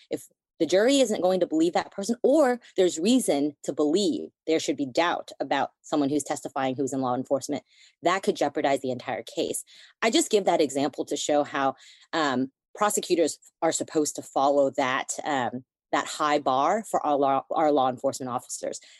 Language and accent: English; United States; I was born in the United States